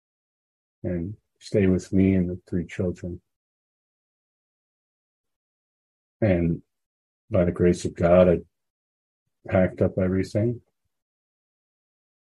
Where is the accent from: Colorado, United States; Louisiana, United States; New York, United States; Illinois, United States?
Illinois, United States; Chicago; moved away as an adult; now in Florida, United States; I grew up in Chicago.